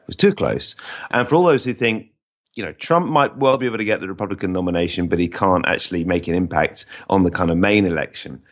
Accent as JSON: {"language": "English", "region": "England", "country": "United Kingdom", "said": "we might think of ourselves as English rather than British"}